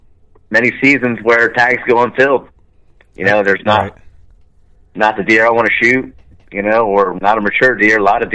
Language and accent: English; New Jersey, United States; I grew up in South Jersey, grew up, you know, hunting the marshes and the swamps, you know, salt marshes and deep, nasty mosquito swamps.